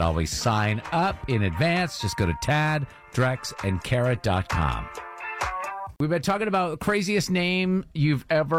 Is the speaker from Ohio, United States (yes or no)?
no; Brattleboro, Vermont, United States; born or raised there